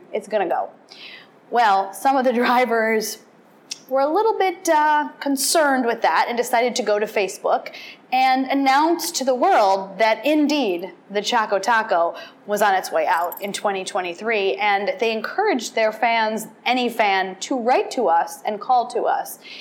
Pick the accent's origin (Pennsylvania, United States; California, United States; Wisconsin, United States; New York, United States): Wisconsin, United States; I did grow up in Wisconsin